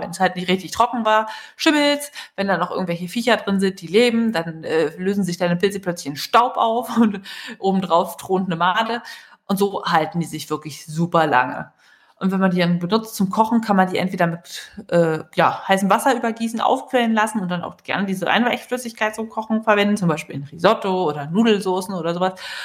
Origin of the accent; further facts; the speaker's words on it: Berlin, Germany; als äh, Berliner